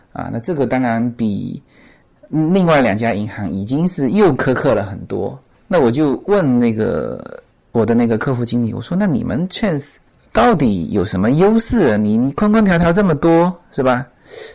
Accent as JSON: {"language": "Chinese", "country": "China", "moved": "yes", "lives_now": "United States", "said": "我们中国人"}